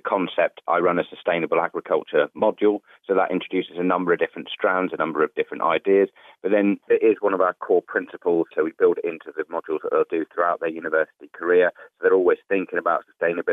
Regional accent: Salford, North West England, United Kingdom; moved away; I was born in Salford in Greater Manchester, where, as you probably know, there's not a lot of farming goes on

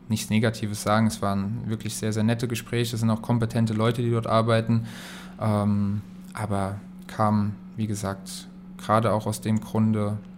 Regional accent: Kaiserslautern, Rhineland-Palatinate, Germany; Jeder, der mich kennt, weiß, ich komme aus Lautern ich habe noch andere Zeiten als kleiner Junge, als Fan miterlebt vom FCK

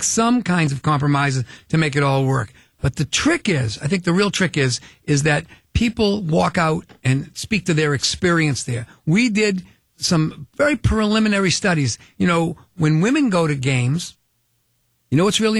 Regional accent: Boston, Massachusetts, United States; we're both from Boston

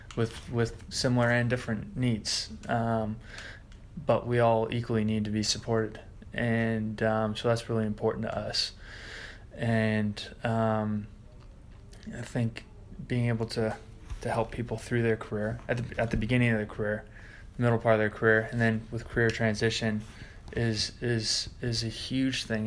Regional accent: United States; moved away; I'm an American rugby player

